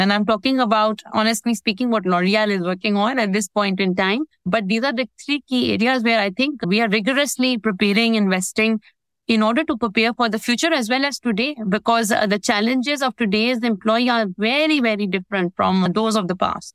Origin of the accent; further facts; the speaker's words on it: Pakistan; moved away as an adult; now in United Arab Emirates; in pakistan which is my home country